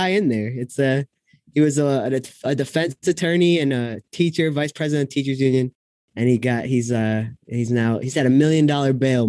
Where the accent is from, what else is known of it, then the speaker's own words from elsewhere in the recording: Springfield, Massachusetts, United States; So I'm from Springfield